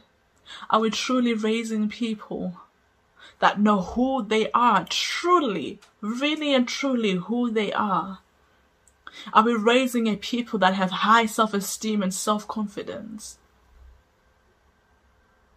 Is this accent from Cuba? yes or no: no; Zimbabwe; I grew up in Zimbabwe